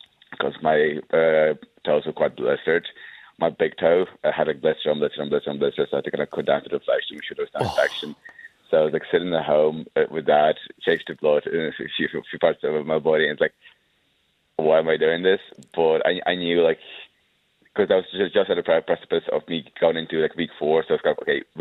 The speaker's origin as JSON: {"language": "English", "town": "Wicklow", "region": "Leinster", "country": "Ireland", "tie": "born or raised there", "also_born_or_lived": "Ukraine", "said": "I was born in Ukraine, but I grew up and lived up most of my life in Wicklow Town."}